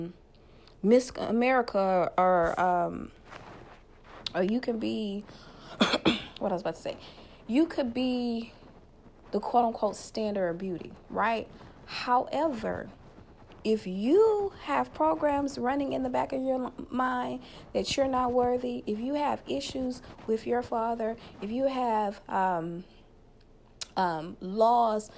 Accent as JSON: {"language": "English", "region": "Louisiana", "country": "United States", "said": "Louisiana, my home state"}